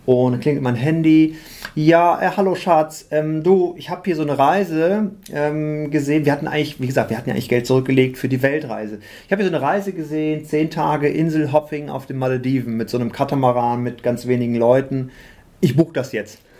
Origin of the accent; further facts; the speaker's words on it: Osnabrück, Lower Saxony, Germany; moved away; also born or lived in Düsseldorf; bin aber eigentlich gebürtiger Osnabrücker